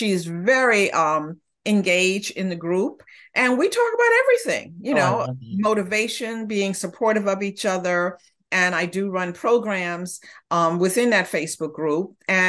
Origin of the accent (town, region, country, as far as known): Honduras